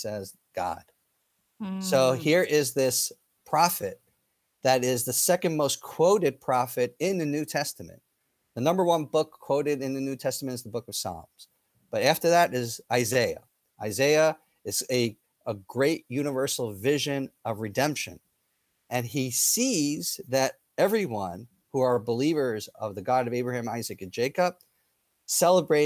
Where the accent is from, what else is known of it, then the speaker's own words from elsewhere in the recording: Israel; And I'm from that nation. I'm from Israel.